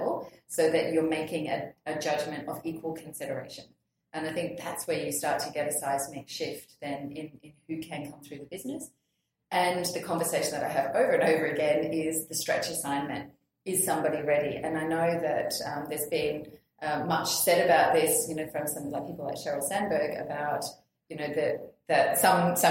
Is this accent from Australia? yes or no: yes; Australia; as an Australian